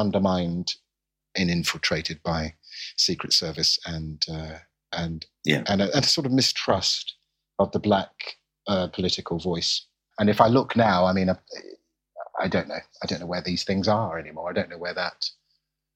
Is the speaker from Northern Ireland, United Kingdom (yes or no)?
no; London, United Kingdom; I'm a Londoner